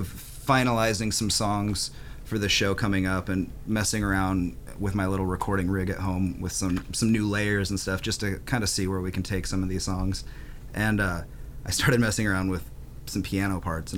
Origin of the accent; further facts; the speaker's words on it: Montana, United States; also born or lived in Denver; now in Seattle, United States; I grew up in Montana on a small little town in Montana